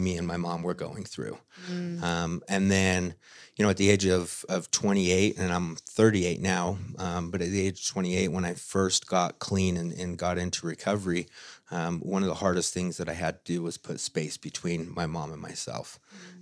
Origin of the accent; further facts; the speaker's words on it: Utah, United States; So I am from Utah, uh, born and raised for the most part, have lived here my whole life